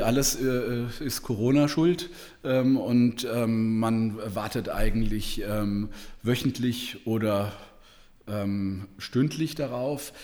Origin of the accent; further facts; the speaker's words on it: Heidelberg, Baden-Württemberg, Germany; ich kenne in Heidelberg, wo ich herkomme, ähm, Villengebiete